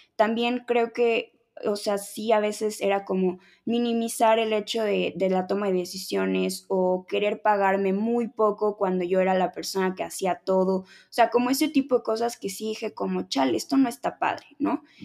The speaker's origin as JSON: {"language": "Spanish", "region": "Mexico City", "country": "Mexico", "tie": "born or raised there", "said": "soy de la Ciudad de México, nací en la Ciudad de México"}